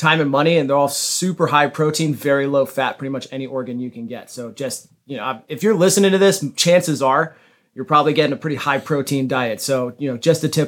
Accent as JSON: {"language": "English", "area": "Dallas-Fort Worth area", "region": "Texas", "country": "United States", "tie": "born or raised there", "moved": "yes", "said": "I grew up in the Dallas-Fort Worth area"}